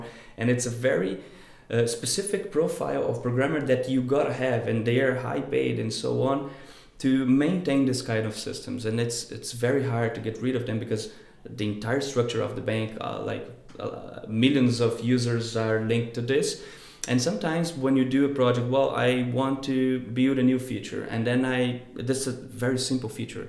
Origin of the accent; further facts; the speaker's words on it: Brazil; moved away as an adult; I come from Brazil, from the countryside